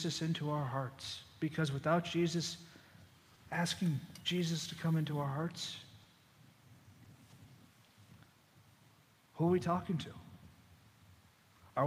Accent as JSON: {"language": "English", "town": "Boston", "region": "Massachusetts", "country": "United States", "also_born_or_lived": "Zachary, Louisiana", "moved": "yes", "said": "I'm from Boston"}